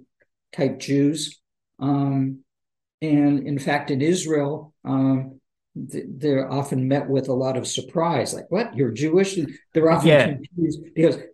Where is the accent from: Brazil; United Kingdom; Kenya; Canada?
Canada; also born or lived in Seattle; being a Canadian Jew when I went to China for the first time, and I was a student there, and they would say, where are you from? And I'd say, I'm from Canada